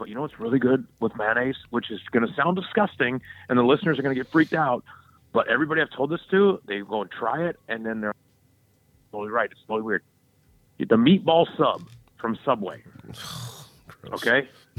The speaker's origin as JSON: {"language": "English", "region": "the South", "country": "United States", "tie": "born or raised there", "said": "I grew up in the South where Duke's mayonnaise reigns supreme. I can't get it here, which sucks."}